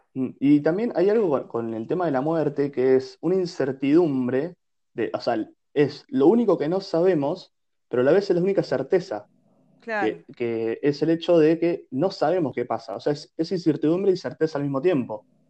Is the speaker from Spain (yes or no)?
no; Bahía Blanca, Buenos Aires Province, Argentina; moved away; yo soy hoy en día lo que soy por haber sido nacido y criado en Bahía Blanca